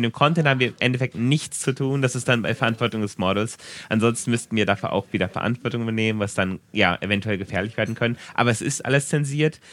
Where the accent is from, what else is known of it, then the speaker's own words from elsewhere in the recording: Germany; now in Japan; für mich als Deutscher